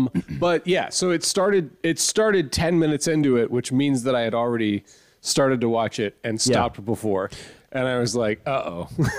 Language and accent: English; Texas, United States; I was born in Texas